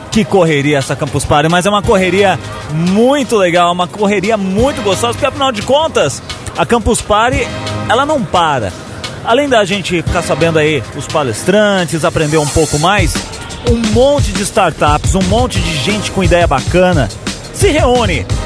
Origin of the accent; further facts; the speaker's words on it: São Paulo, Brazil; Eu sou aqui de São Paulo, capital mesmo.